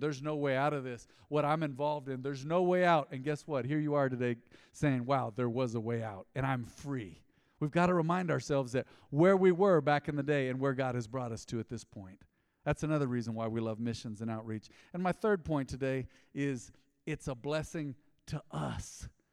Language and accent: English; United States; growing up in America